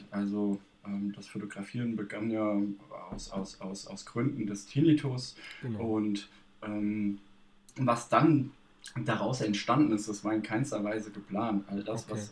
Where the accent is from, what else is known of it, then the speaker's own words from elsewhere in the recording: Bad Nauheim, Hesse, Germany; also born or lived in Frankfurt; hier geboren, aufgewachsen.